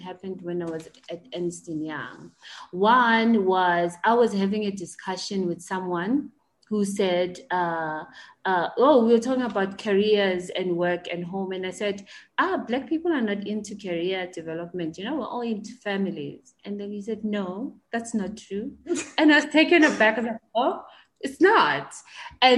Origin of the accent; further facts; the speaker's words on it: Mamelodi, Gauteng, South Africa; I was born and raised in Mamelodi